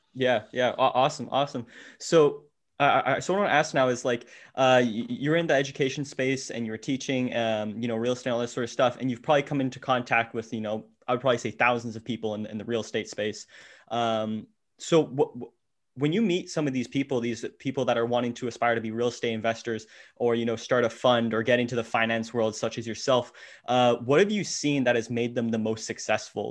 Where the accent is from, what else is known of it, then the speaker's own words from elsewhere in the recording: Ottawa, Ontario, Canada; I'm from Ottawa